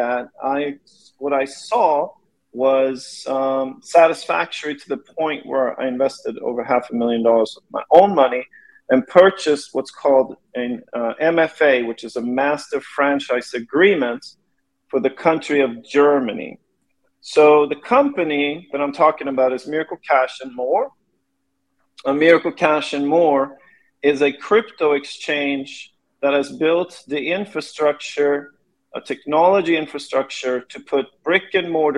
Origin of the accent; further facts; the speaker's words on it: Sweden; moved away as an adult; now in Los Angeles, United States; I was born in LA when I was a kid. My parents split up. I ended up growing up in Sweden with my mother, who was Swedish